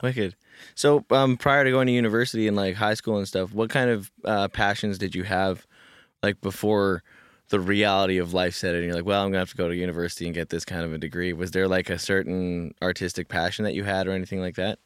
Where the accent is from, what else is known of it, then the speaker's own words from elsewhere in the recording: Kamloops, British Columbia, Canada; now in Vancouver, Canada; growing up in Kamloops